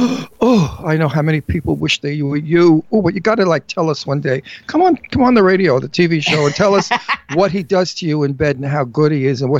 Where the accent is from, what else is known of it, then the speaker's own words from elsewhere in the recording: New York City, New York, United States; I'm walking in Manhattan. You know, I'm a New Yorker.